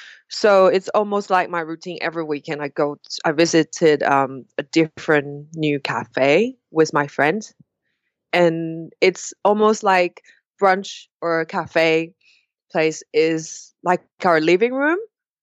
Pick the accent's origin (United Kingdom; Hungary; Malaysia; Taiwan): Taiwan; accent: British; English is a second language; Majority of our culture in Taiwan, like Western culture, is America.